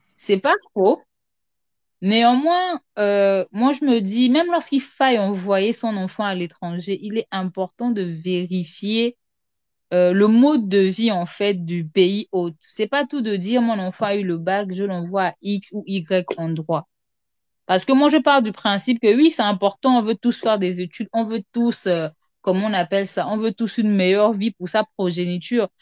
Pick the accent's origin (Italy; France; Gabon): Gabon; je suis gabonaise, euh, résident au Gabon